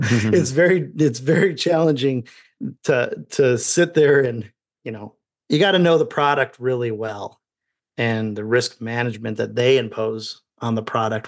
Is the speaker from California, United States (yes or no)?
no; Indiana, United States; as a child growing up in Indiana